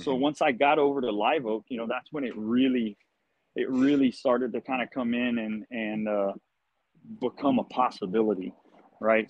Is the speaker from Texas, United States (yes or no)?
yes; Gonzales, Texas, United States; Gonzales Fire Department, you know, my hometown